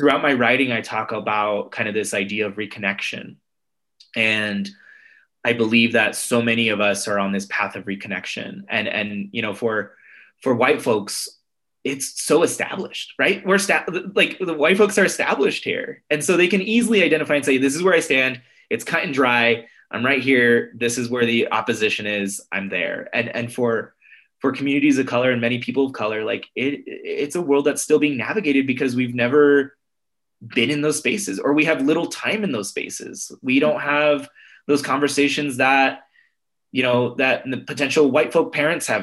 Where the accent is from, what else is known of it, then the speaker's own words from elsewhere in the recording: United States; I'm Mexican American, and I'm a first generation Mexican American here in the States.